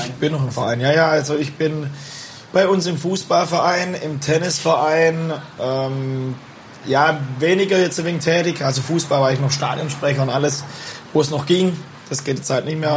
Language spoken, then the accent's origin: German; Bühlertann, Baden-Württemberg, Germany; born or raised there